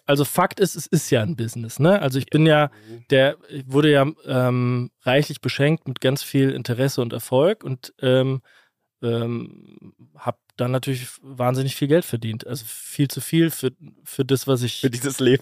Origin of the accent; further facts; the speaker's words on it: Kaiserslautern, Rhineland-Palatinate, Germany; in Kaiserslautern, meiner Heimatstadt